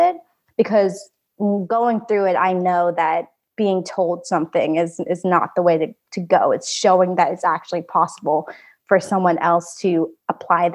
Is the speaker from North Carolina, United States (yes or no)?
no; Oregon, United States; also born or lived in Da Nang, Vietnam; I grew up in a tiny, tiny town in Oregon